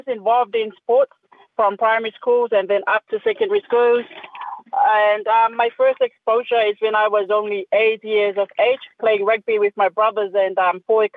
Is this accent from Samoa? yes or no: yes; Samoa; Born and raised in Samoa